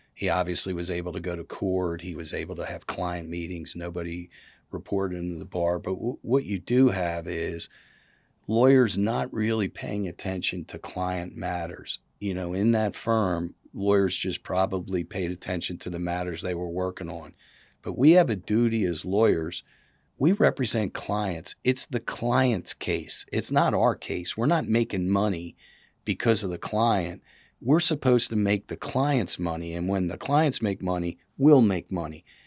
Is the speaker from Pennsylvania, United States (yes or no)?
yes; Philadelphia, Pennsylvania, United States; now in South Carolina, United States; I was from Philadelphia. I was, you know, not, I wasn't born and bred here.